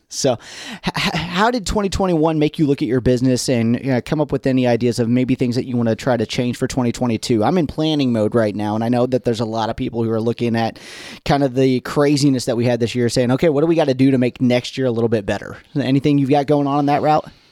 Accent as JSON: {"language": "English", "country": "United States", "tie": "born or raised there", "moved": "yes", "said": "I grew up in Gibson County"}